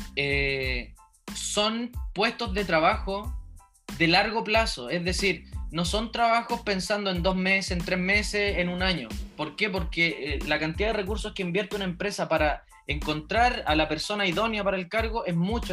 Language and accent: Spanish; Chile; moved away; also born or lived in New Zealand; cuando volví a Chile